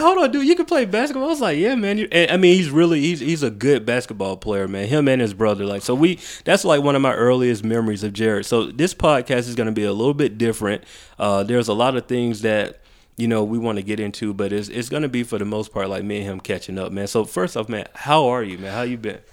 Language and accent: English; Macon, Georgia, United States; also born or lived in Atlanta; I was raised in Macon